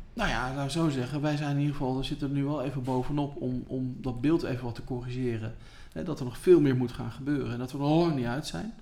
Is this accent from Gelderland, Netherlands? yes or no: no; The Hague, South Holland, Netherlands; ook als Hagenaar